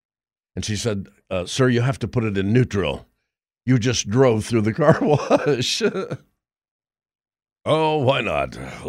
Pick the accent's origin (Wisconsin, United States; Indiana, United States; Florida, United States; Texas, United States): Indiana, United States; Roanoke; I loved growing up in Roanoke, Indiana when I did.